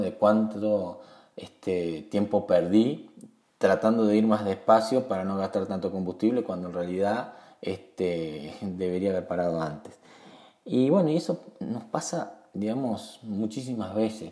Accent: Uruguay; en mi país Uruguay

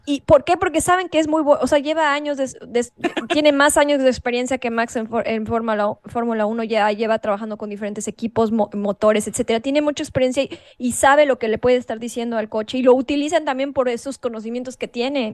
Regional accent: Mexico; nosotros como mexicanos o como latinos

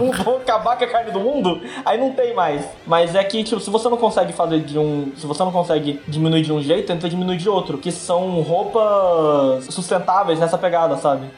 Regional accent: Brazil; a gente é do Brasil

